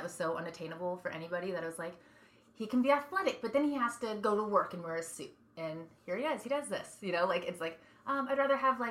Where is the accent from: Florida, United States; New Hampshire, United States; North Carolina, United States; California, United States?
California, United States; East Bay of San Francisco; also born or lived in Santa Barbara, California / Carpinteria, California; when I was 2 years old, my dad's job got moved up to the East Bay of San Francisco. So we moved up there